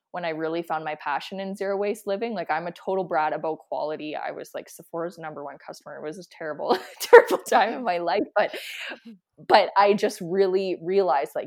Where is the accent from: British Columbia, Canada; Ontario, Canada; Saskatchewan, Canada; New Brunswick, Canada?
Saskatchewan, Canada; now in Calgary, Canada; I'm from Saskatchewan and my grandparents are Saskatchewan, like they were Saskatchewan homesteaders